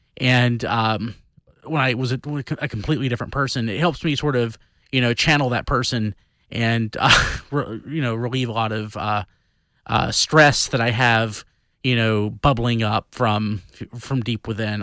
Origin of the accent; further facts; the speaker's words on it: the Bible Belt, United States; growing up in the Bible Belt, in the thickest, thickest part of the Bible Belt